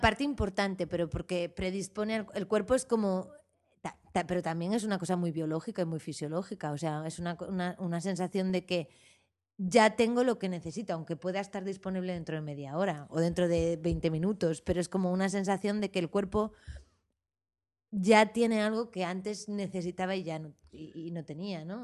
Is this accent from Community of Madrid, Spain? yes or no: yes; Madrid, Community of Madrid, Spain; also born or lived in Arizona; now in Barcelona, Spain; Soy madrileña